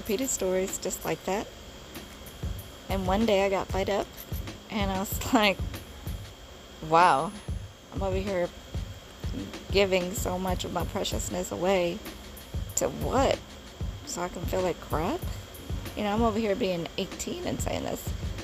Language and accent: English; Bowling Green, Kentucky, United States; in my hometown of Bowling Green, Kentucky